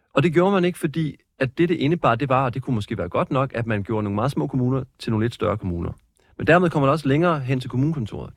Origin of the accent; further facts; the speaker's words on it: Skorup, near Svendborg, Funen, Southern Denmark, Denmark; den by, jeg voksede op i, fremgår ligesom, den hedder Skorp, og ligger lige ved siden af Svendborg